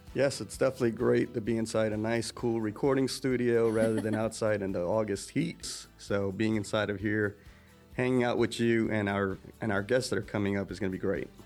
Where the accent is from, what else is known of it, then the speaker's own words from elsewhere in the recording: New York, United States; now in Thomasville, United States; as a New Yorker, born and raised in New York